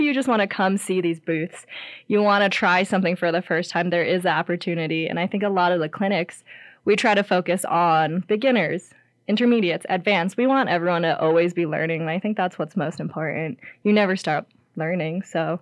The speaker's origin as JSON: {"language": "English", "region": "Ohio", "country": "United States", "tie": "born or raised there", "moved": "as an adult", "lives_now": "Lander, United States", "said": "I grew up in Ohio"}